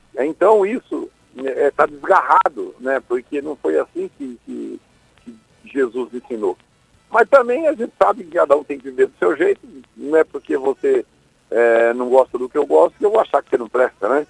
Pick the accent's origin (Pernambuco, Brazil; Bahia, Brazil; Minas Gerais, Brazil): Bahia, Brazil; Irecê; also born or lived in Acopiara, Ceará; now in São Paulo, Brazil; eu fui criado, eu saí do Ceará, fui para Irecê, na Bahia